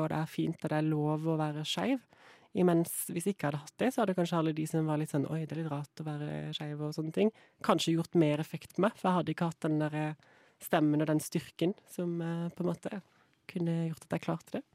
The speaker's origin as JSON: {"language": "Norwegian", "town": "Kristiansand", "region": "Agder", "country": "Norway", "said": "Jeg er jo fra Kristiansand"}